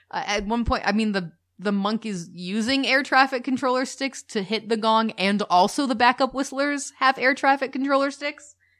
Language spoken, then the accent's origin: English; United States; We're the American couple